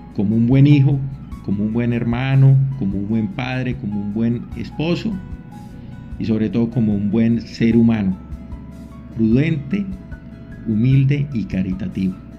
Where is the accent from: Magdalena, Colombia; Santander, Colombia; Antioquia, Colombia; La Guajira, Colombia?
Santander, Colombia; San Gil; moved away as an adult; also born or lived in Medellín, Colombia / Bucaramanga, Colombia; now in Venezuela; Yo nací en San Gil, Santander